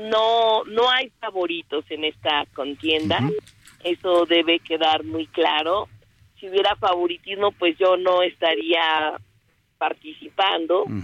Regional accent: Mexico City, Mexico; soy eh, orgullosamente chilanga. Nací en la Benito Juárez. Me fui a vivir al oriente, a, Iztapalapa.

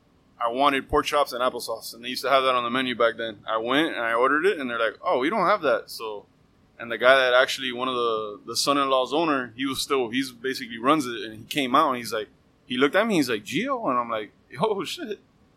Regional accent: Miami, Florida, United States; also born or lived in Las Vegas, Nevada; I was born in Vegas. Yes. I did not come out of a slot machine, but came here when I was 1 and been in Miami ever since. So I kind of say I was born in Miami.

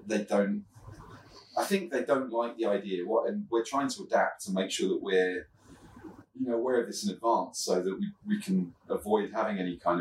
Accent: Reigate, South East England, United Kingdom; I'm from Reigate, but dad's from... dad's family from Kent

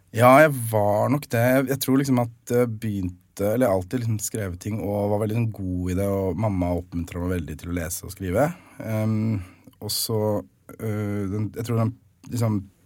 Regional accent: Nesodden, Akershus, Norway; Jeg er fra Nesodden, så jeg gikk på Fjellstrand barneskole

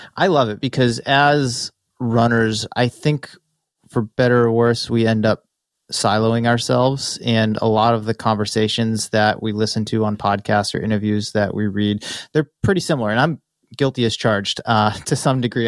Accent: Massachusetts, United States; moved away as an adult; now in California, United States; Growing up in Massachusetts, I drove past the New Balance headquarters on the Mass Pike all the time

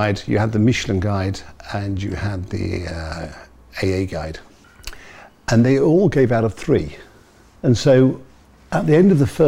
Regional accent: Leeds, Yorkshire and the Humber, United Kingdom; being born on a Leeds council estate in the 60s

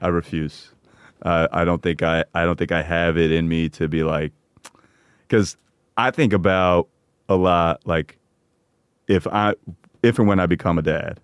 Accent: Parsippany, New Jersey, United States; growing up in Parsippany

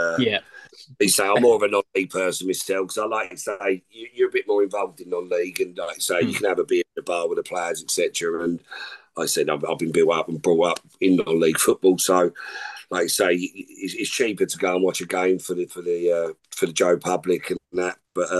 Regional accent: North West England, United Kingdom; accent: Scouse; I've lost my accent, my Scouse accent, but.

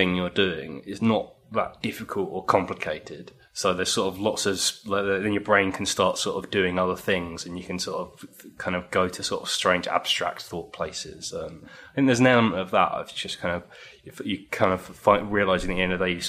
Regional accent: Chichester, South East England, United Kingdom; now in London, United Kingdom; I grew up in Chichester on the south coast

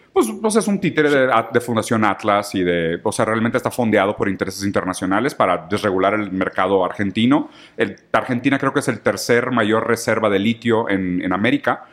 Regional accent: Mexico; como mexicanos

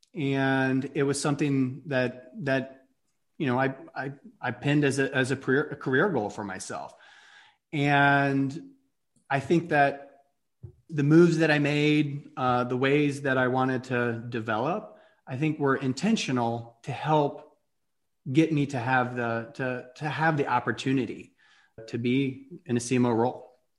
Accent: Atlanta, Georgia, United States; moved away as an adult; also born or lived in New York; I grew up in Atlanta

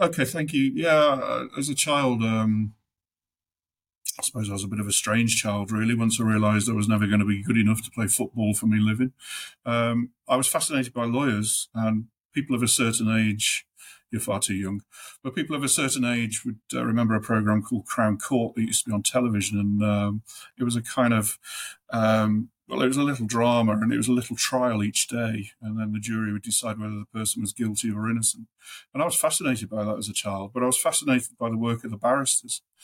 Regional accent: Midlands, United Kingdom; moved away as an adult; also born or lived in Staffordshire / Black Country; now in Newcastle, United Kingdom; I'm from the Midlands

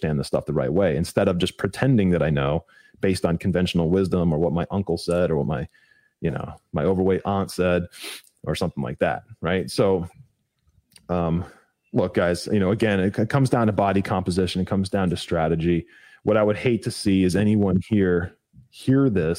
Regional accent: Ohio, United States; moved away; I'm originally from Ohio. I don't live there anymore

